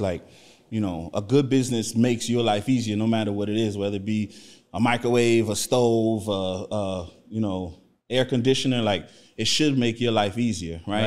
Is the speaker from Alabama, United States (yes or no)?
no; Miami, Florida, United States; also born or lived in New Orleans, Louisiana; I was born in New Orleans, but I grew up in Miami, Florida. I've been in Miami since I was like, I don't know, like five years old. So, I'm from Miami